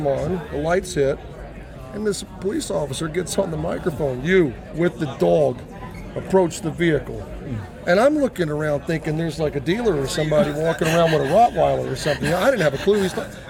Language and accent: English; Savannah, Georgia, United States; moved away; We don't act like that in Savannah.